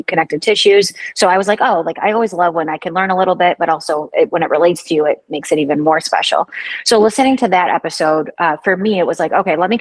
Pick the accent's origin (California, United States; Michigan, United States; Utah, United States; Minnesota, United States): Michigan, United States; now in Florida, United States; I'm from Michigan originally